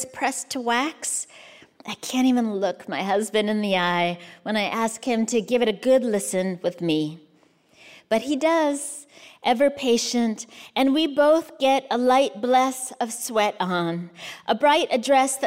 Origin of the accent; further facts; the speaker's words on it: United States; also born or lived in Kansas / Arizona; I was born in the States, grew up in the States